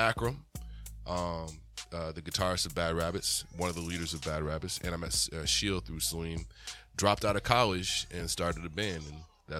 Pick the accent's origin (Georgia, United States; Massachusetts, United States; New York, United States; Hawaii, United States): Massachusetts, United States; Weymouth; also born or lived in Dorchester, Massachusetts; I grew up in an all white area, but we went to church in Dorchester.